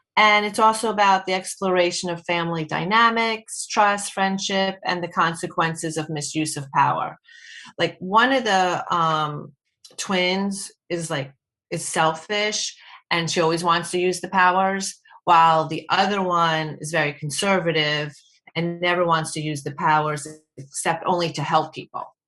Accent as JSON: {"language": "English", "town": "Short Hills", "region": "New Jersey", "country": "United States", "said": "I'm from Short Hills, New Jersey"}